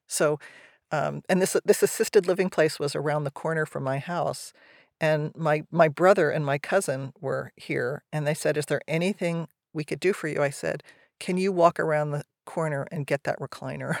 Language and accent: English; New Jersey, United States; now in California, United States; I grew up in New Jersey. I ended up in California.